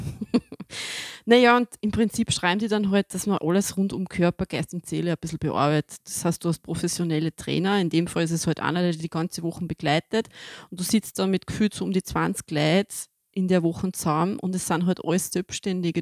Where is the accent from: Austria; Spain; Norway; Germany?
Austria; bei uns in Österreich